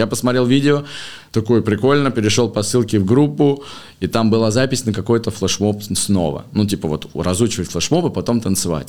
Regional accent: Moscow, Russia; в 2005 году, мне было лет 10, мы переехали в Москву из Подмосковья. А, вот я учился в школе, закончил школу

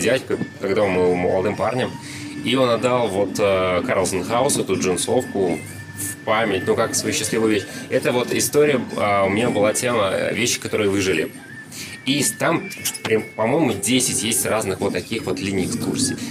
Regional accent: Saint Petersburg, Russia; Я как э, коренной житель Петербурга

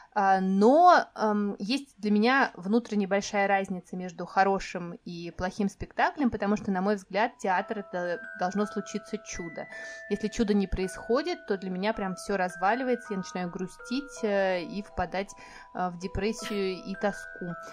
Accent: Moscow Oblast, Russia; moved away as an adult; моё детство прошло в Подмосковье

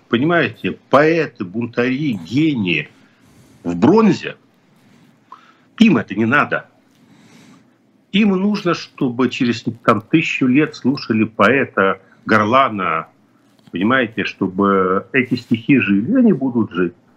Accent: Kyiv, Ukraine; moved away; Хотя я родился и вырос в Киеве, но я родился и вырос в Киеве как человек, который говорит на русском языке

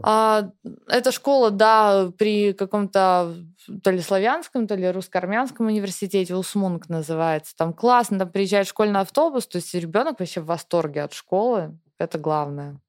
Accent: Russia; first language Russian; moved away as an adult; мне всегда в России мне хорошо, у меня там семья, у меня там все, работа, мой родной язык

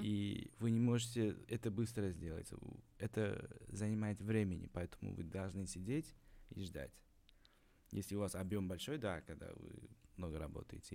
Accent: Uzbekistan; moved away; also born or lived in Kazan; как узбек вам скажу

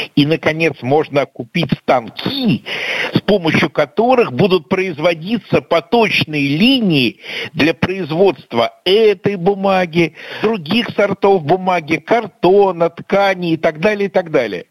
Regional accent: Russia; как обычный россиянин в Минске

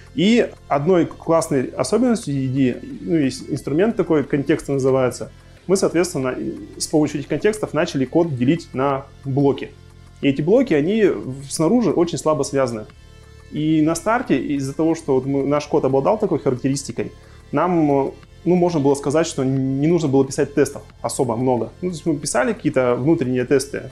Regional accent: Khanty-Mansiysk, Khanty-Mansi Autonomous Okrug, Russia; Я, собственно, сам из Ханты-Мансийска, и вся наша команда и компания находится в Ханты-Мансийске

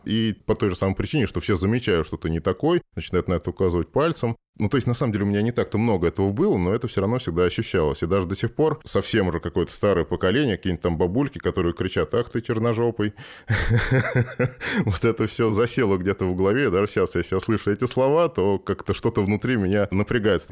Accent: Moscow, Russia; Родился в Москве

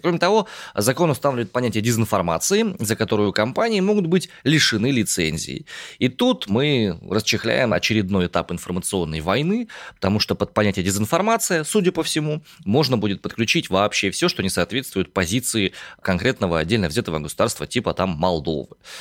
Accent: Omsk, Omsk Oblast, Russia; я родом из Омска

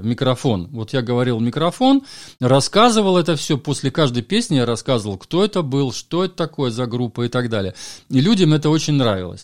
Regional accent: Valka, Valka Municipality, Latvia; also born or lived in Valga, Estonia / Ireland; я родился в Латвии, а в таком городке Валка-Валга. Он как раз на границе Латвии с Эстонией находится.

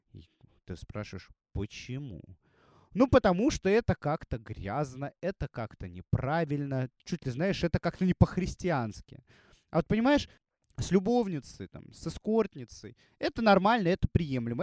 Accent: Russia; also born or lived in Saint Petersburg / Moscow; я живу в России, я россиянин

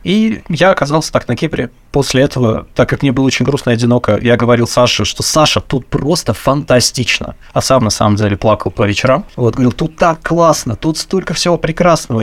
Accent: Samara, Samara Oblast, Russia; moved away as an adult; now in Cyprus; я сам из Самары

